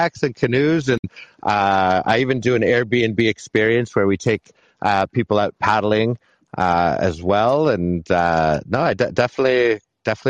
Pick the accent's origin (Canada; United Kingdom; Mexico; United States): Canada; Montreal, Quebec; moved away as an adult; now in Whistler, Canada; I'm born and raised in Montreal